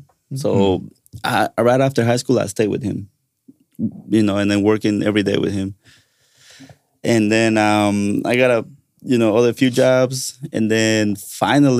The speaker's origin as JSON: {"language": "English", "country": "Guatemala", "moved": "yes", "said": "I'm actually from Guatemala"}